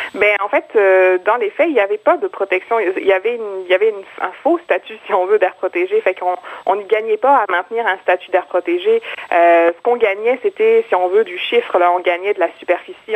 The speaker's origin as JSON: {"language": "French", "region": "Quebec", "country": "Canada", "said": "en tant que Québécois"}